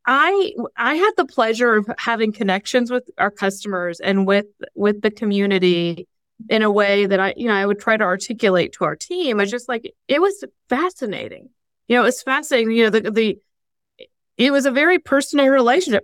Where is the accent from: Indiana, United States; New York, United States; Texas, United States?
Indiana, United States; Fort Wayne; moved away; also born or lived in Columbus, Ohio; I grew up in Fort Wayne